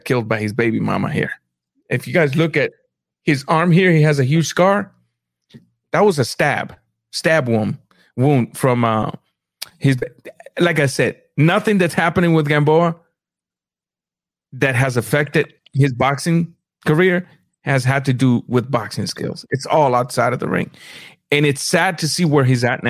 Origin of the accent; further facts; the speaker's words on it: Guantánamo, Cuba; moved away; my hometown